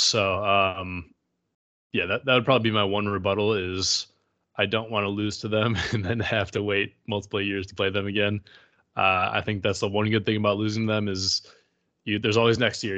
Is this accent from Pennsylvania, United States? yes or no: no; Michigan, United States; growing up in Michigan